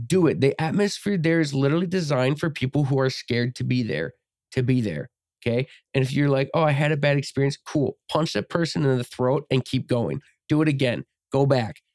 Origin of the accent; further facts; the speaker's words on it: United States; we're obviously from America